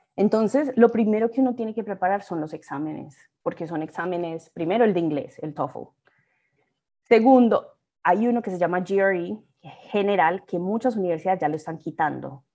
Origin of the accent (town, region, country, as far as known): Colombia; moved away as an adult; also born or lived in Mexico City, Mexico / Urbana-Champaign, United States; now in Chicago, United States